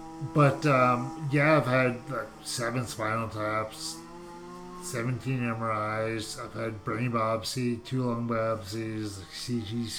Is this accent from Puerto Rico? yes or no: no; Canada; we're Canadian.